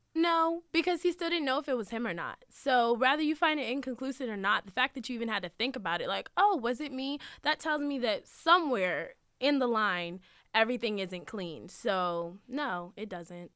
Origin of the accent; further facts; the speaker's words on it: Manassas Park, Virginia, United States; I was born and raised in Manassas Park, Virginia